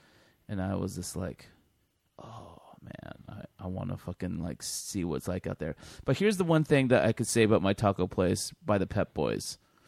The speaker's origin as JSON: {"language": "English", "region": "California", "country": "United States", "tie": "born or raised there", "said": "Dude, I grew up in California, man."}